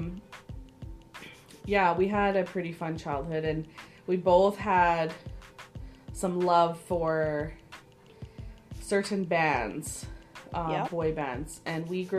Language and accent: English; Edmonton, Alberta, Canada; I grew up on the Northside